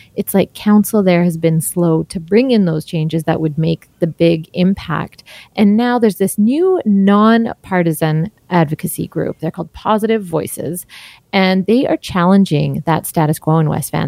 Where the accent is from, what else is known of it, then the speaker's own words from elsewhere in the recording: Surrey, British Columbia, Canada; I was born and raised in Surrey